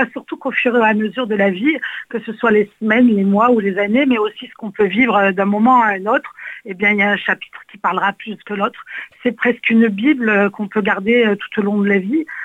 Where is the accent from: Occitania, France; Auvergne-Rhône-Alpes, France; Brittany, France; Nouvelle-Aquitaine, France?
Occitania, France; Nîmes; J'aimerais me retourner sur, chez nous en Occitanie vous savez que je suis nimoise et combien euh, j'aime